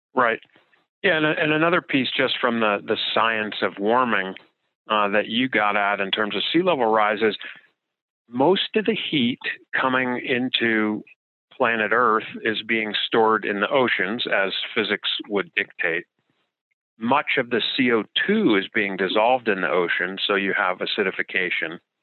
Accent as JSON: {"language": "English", "region": "New Jersey", "country": "United States", "tie": "born or raised there", "moved": "yes", "said": "growing up in New Jersey"}